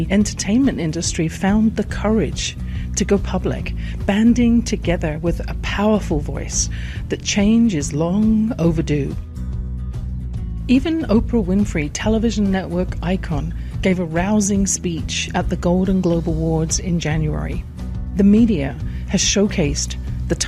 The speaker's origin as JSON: {"language": "English", "region": "England", "country": "United Kingdom", "tie": "born or raised there"}